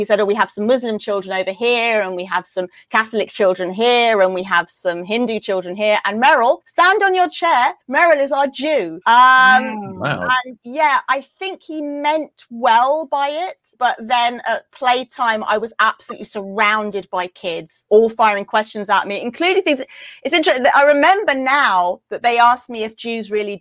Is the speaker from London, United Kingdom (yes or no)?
yes; London, United Kingdom; I grew up in South London